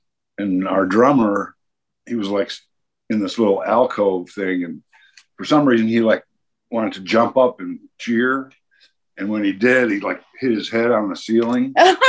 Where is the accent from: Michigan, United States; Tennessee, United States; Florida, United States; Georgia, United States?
Michigan, United States; also born or lived in Maine; now in Athens, United States; Well, I'm originally from Michigan, but yeah, I lived in Maine for 2 years.